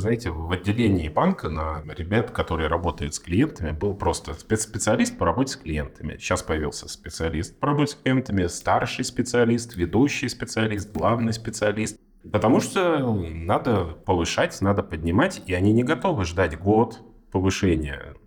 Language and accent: Russian; Far East, Russia; moved away; Я вообще с Дальнего Востока. С очень-очень там, с границы с Китаем, очень издалека.